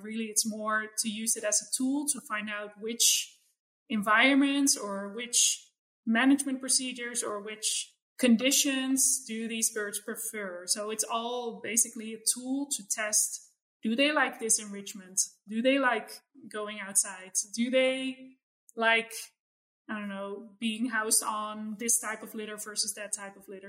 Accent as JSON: {"language": "English", "country": "Netherlands", "tie": "born or raised there", "moved": "yes", "said": "I grew up in in the Netherlands, but sort of in suburbia"}